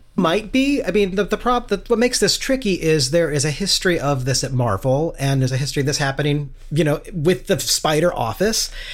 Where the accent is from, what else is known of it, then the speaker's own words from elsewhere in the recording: Kansas City, Missouri, United States; my hometown of Kansas City